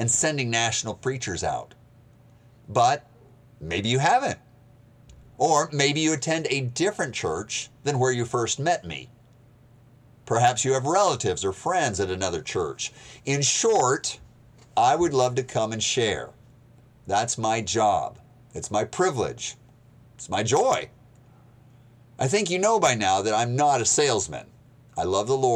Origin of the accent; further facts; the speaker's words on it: Maine, United States; also born or lived in Montana / Moscow, Russia; now in Georgia, United States; I was born in Montana, raised in Maine. I lived 7 winters in Moscow, Russia